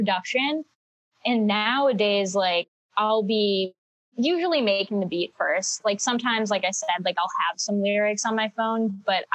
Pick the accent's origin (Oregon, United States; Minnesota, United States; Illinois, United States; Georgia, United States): Illinois, United States; Chicago; moved away as an adult; also born or lived in Boston; now in Los Angeles, United States; I grew up in Chicago